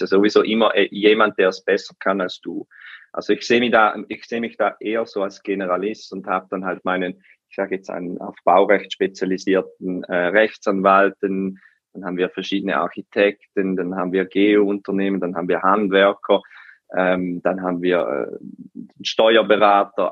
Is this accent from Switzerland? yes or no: yes; Switzerland; bei uns in der Schweiz